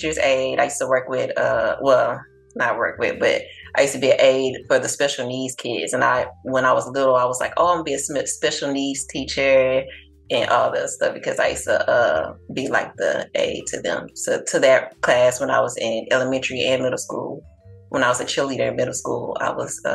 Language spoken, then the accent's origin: English; Galveston, Texas, United States; also born or lived in Houston, Texas; I'm from Galveston.